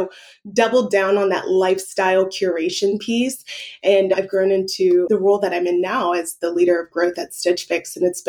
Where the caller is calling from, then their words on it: Dallas, Texas, United States; I'm calling in from Dallas